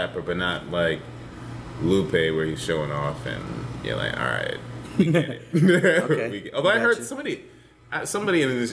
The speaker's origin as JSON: {"language": "English", "town": "New York City", "region": "New York", "country": "United States", "tie": "born or raised there", "said": "I grew up in the Bronx, so I grew up hearing Spanglish on the train"}